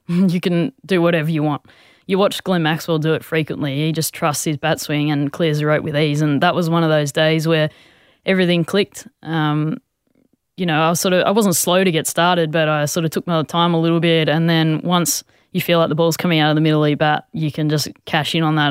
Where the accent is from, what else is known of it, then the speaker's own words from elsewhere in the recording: Australia; a lot of us as Aussie players